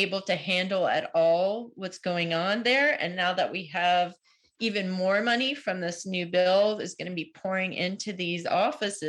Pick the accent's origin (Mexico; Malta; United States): United States; outside of New York City; moved away as an adult; I grew up outside of New York City, and that's in my blood